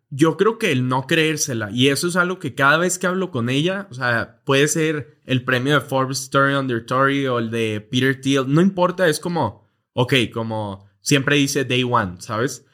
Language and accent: Spanish; Monterrey, Nuevo León, Mexico; moved away as an adult; now in Mexico City, Mexico; Vivíamos relativamente normal en Monterrey, eh, Monterrey, México